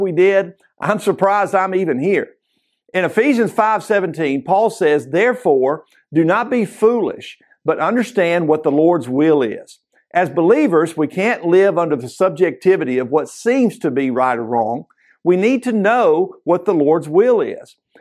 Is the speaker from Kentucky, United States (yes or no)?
yes; Kentucky, United States; growing up in Kentucky